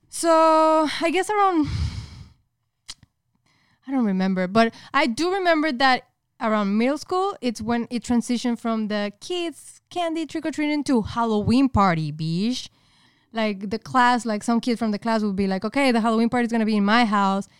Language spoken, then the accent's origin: English; Monterrey, Nuevo León, Mexico; moved away as an adult; now in United States; I was raised in Mexico up until I was, like, twenty-four. Specifically in Monterrey